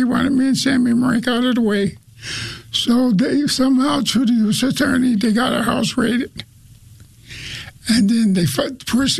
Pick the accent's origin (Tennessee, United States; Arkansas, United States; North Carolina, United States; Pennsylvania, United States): Pennsylvania, United States; Pittston; And I was born in Pittston.